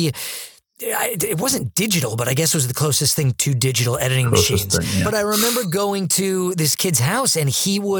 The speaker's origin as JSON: {"language": "English", "town": "Manhasset", "region": "New York", "country": "United States", "tie": "born or raised there", "said": "where I grew up in Manhasset"}